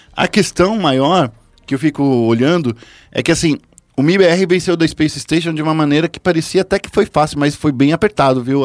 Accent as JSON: {"language": "Portuguese", "region": "São Paulo", "country": "Brazil", "tie": "born or raised there", "said": "no Capão Redondo, onde eu nasci"}